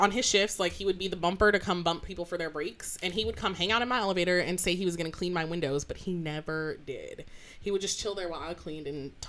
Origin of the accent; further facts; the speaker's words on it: Las Vegas, Nevada, United States; growing up in Las Vegas